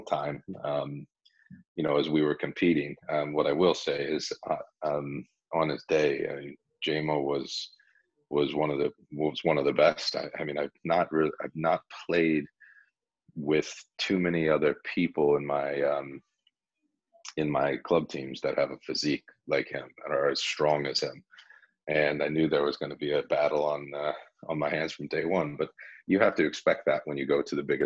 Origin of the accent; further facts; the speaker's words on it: Cleveland, Ohio, United States; moved away; also born or lived in England; growing up in Cleveland